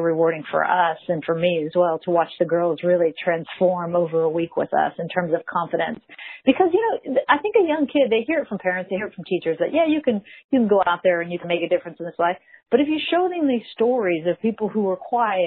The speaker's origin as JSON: {"language": "English", "town": "Mission Viejo", "region": "California", "country": "United States", "tie": "born or raised there", "lives_now": "San Clemente, United States", "said": "I grew up in Mission Viejo"}